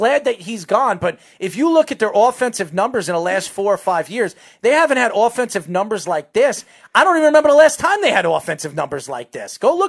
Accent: Long Island, New York, United States; I'm from Long Island

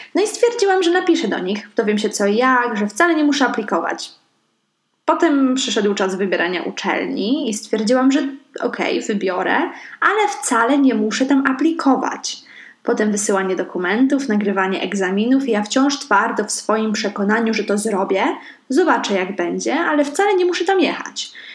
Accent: Szczecin, West Pomeranian Voivodeship, Poland; also born or lived in Stargard; jestem ze Szczecina. E, ale też nie do końca, bo urodziłam się w Stargardzie

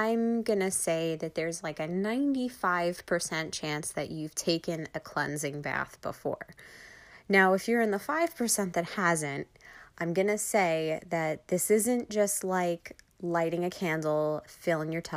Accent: Long Island, New York, United States; accent: Long Island; my Long Island accent

